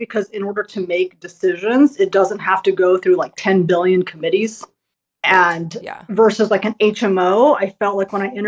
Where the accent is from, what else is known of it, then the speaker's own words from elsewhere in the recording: United States; I'm Asian American